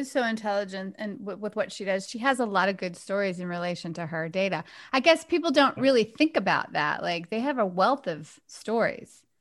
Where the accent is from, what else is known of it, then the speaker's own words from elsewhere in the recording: Southern United States, United States; accent: Southern; I can throw in my southern accent and talk like a little bit, little bit southern.